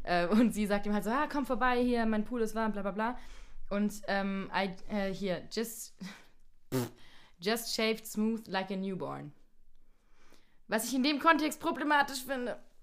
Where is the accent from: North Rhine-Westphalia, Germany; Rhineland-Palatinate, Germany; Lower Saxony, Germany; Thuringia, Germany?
Rhineland-Palatinate, Germany; Landau; Ich komme aus Landau